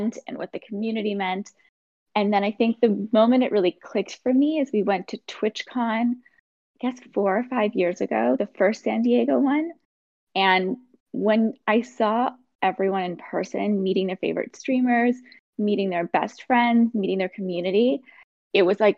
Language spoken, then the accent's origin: English; Saskatoon, Saskatchewan, Canada; I'm originally from Saskatoon, which is a small city kind of in the middle of Canada. I grew up there